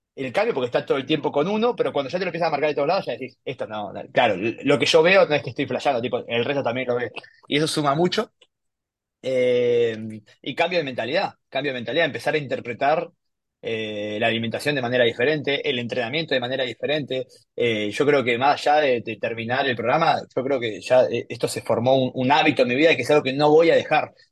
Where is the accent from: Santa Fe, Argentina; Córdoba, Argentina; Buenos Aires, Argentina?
Buenos Aires, Argentina; soy de Buenos Aires